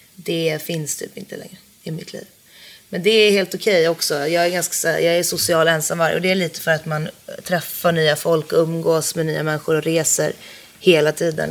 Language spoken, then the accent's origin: Swedish; Jokkmokk, Norrbotten County, Sweden; moved away; från byn där jag kommer från, Jokkmokk